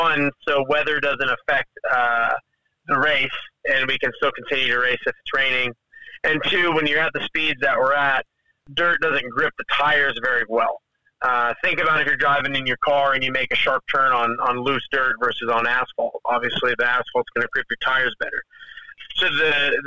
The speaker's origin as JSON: {"language": "English", "town": "Las Vegas", "region": "Nevada", "country": "United States", "said": "I'm from Vegas"}